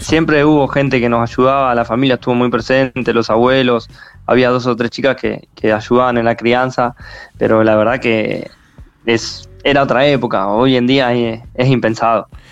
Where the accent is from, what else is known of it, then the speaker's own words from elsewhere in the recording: San Nicolás de los Arroyos, Buenos Aires Province, Argentina; Somos de San Nicolás de los Arroyos